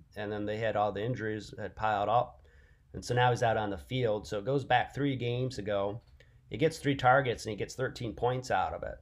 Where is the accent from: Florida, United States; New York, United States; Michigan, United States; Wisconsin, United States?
Michigan, United States; I'm born and raised in Michigan